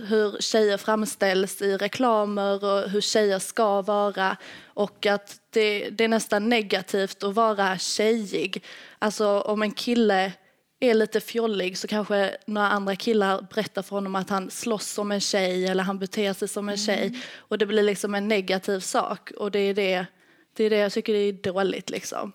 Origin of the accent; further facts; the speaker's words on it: Lithuania; now in Sweden; Jag kommer från Litauen